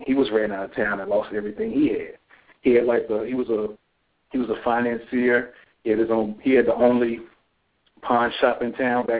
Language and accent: English; Laurinburg, North Carolina, United States; my hometown of Laurinburg, North Carolina